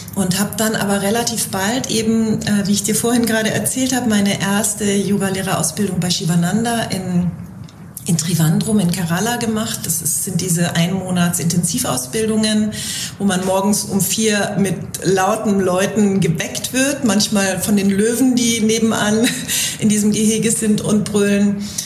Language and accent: German; Bavaria, Germany; moved away; ich komme ursprünglich aus Bayern